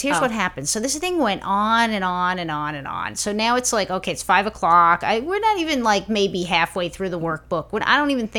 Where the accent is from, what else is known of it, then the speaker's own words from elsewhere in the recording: New York, United States; You know, I'm from New York.